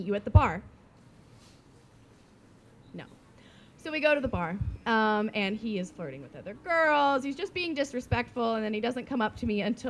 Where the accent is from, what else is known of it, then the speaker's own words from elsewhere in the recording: South Carolina, United States; moved away as an adult; now in Shenzhen, China; I'm from South Carolina